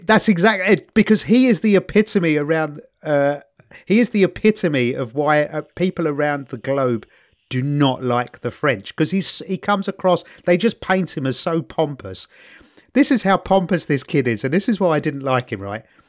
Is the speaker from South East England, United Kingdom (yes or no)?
no; London, United Kingdom; I'm from East London. If we bunked off school, which we did a fair chunk